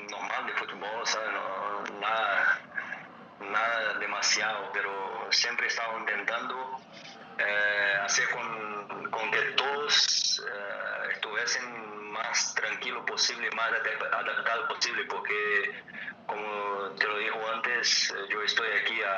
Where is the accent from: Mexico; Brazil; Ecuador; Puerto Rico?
Brazil; Spanish is a second language; moved away as an adult; nosotros también, en Brasil